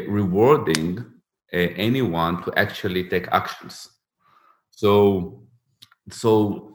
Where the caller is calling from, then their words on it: Riga, Latvia; I'm taking that from Riga in Latvia.